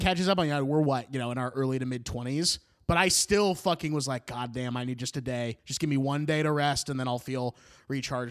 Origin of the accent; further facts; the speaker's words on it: Beaverton, Oregon, United States; my hometown of Beaverton